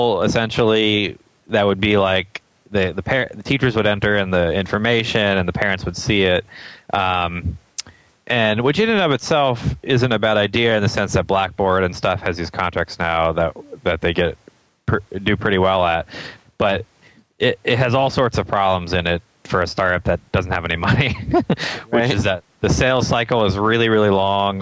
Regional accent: Atlanta, Georgia, United States; I grew up in East Cobb, and I went to the East Cobb Middle School and then the Walker School for high school.

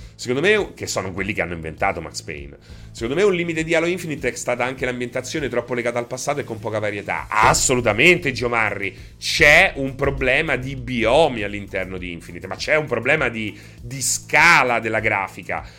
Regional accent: Rome, Lazio, Italy; io so de Roma, non so de Anzio

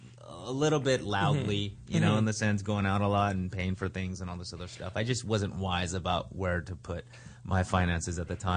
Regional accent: Los Angeles, California, United States; born or raised there; also born or lived in Berkeley, California

